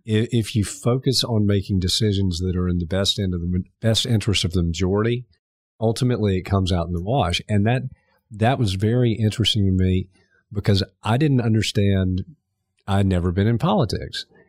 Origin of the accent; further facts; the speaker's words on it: Augusta, Georgia, United States; also born or lived in Montreal, Canada; I was born in Montreal, moved to Augusta when I was four